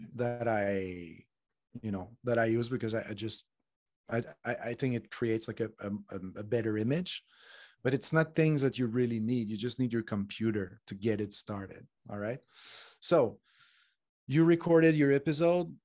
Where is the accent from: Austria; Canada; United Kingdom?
Canada; Montreal, Quebec; now in Spain; I'm from Montreal. I live in Spain